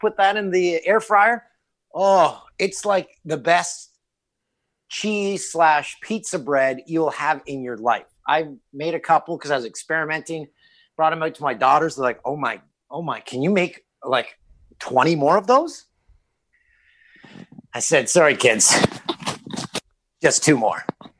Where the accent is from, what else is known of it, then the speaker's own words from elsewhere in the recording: Peterborough, Ontario, Canada; It's a t-shirt brand that sells at a store in my hometown of Peterborough.